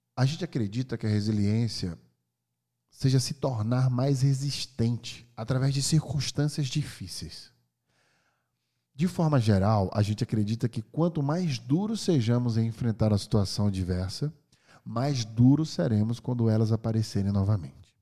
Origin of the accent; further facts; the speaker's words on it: Brazil; moved away; also born or lived in California, United States; sou brasileiro, hoje eu moro no Brasil